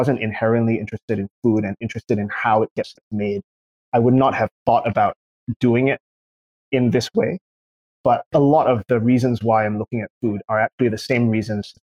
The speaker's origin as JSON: {"language": "English", "country": "Singapore", "also_born_or_lived": "California", "moved": "yes", "said": "I'm from Singapore originally."}